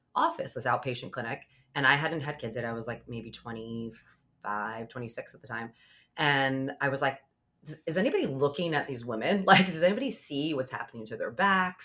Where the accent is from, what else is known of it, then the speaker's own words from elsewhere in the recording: Long Island, New York, United States; I grew up on Long Island.